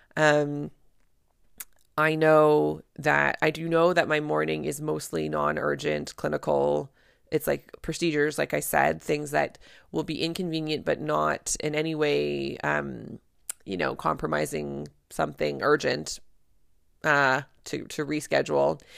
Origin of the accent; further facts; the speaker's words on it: Canada; I'm a Canadian family physician